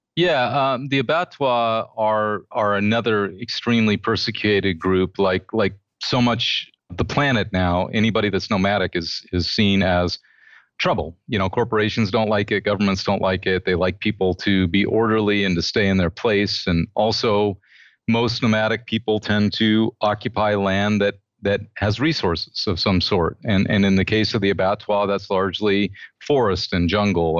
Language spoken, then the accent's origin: English; United States; I'm an American